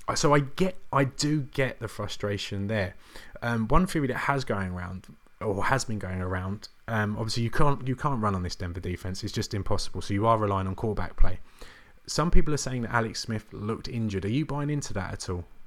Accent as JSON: {"language": "English", "region": "England", "country": "United Kingdom", "said": "being English"}